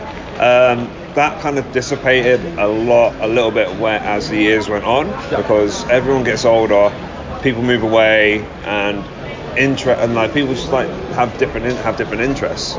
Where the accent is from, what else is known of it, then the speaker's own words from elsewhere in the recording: London, United Kingdom; I grew up in London, man. I'm a city boy through and through.